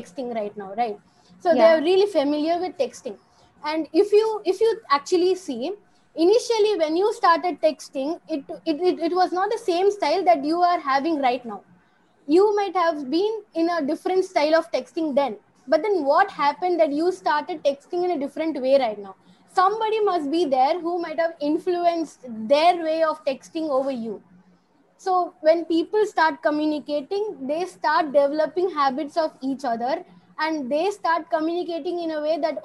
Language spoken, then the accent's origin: English; Chennai, Tamil Nadu, India; I'm from Chennai